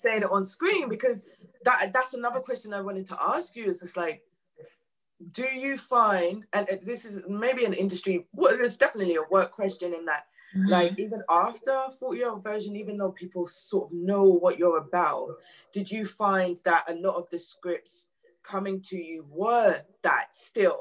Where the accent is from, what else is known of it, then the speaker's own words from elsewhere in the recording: London, United Kingdom; I grew up in New Cross